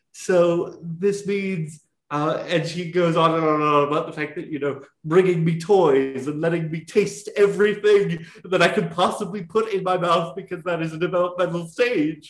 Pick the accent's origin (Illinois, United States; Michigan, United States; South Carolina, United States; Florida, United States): South Carolina, United States; I grew up in South Carolina.